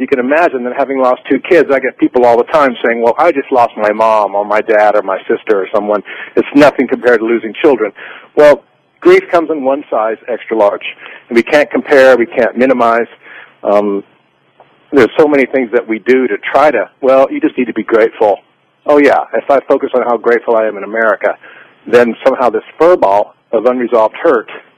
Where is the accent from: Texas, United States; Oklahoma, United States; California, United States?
Texas, United States; I'm from Texas